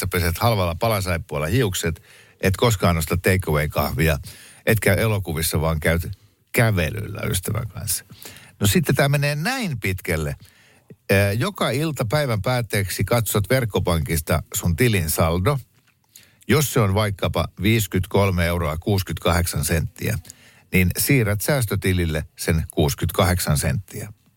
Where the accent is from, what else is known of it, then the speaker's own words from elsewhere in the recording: Mäntsälä, Uusimaa, Finland; moved away; Mäntsälähän on vanha kotikuntani